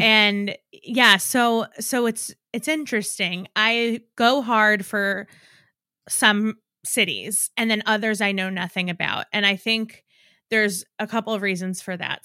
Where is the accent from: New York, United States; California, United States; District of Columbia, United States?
New York, United States; I'm from New York